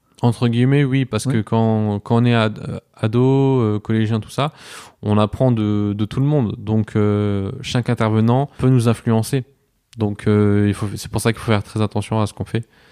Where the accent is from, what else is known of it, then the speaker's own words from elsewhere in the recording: Strasbourg, Grand Est, France; moved away as an adult; now in Poitiers, France; je viens de Strasbourg. Je suis arrivé à Poitiers il y a, il y a trois ans maintenant.